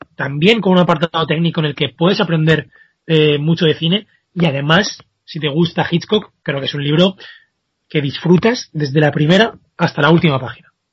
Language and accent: Spanish; Spain; como españoles nos podemos sentir eh, muy orgullosos